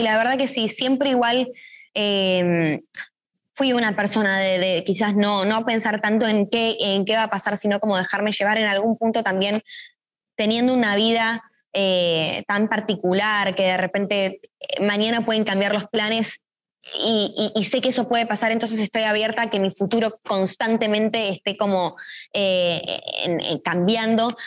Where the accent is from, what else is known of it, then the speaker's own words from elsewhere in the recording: Argentina; siendo dos argentinas